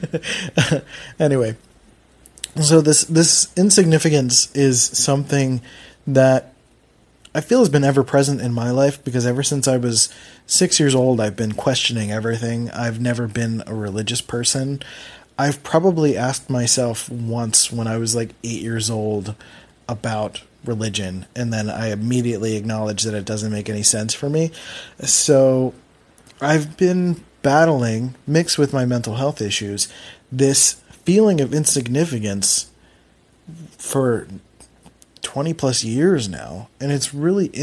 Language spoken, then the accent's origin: English; Philadelphia, Pennsylvania, United States; accent: Philly; moved away; the fact that I'm from Philly makes words harder, or like, I don't know, Philly speak is very lazy, and I do what I can to try to mute my Philly accent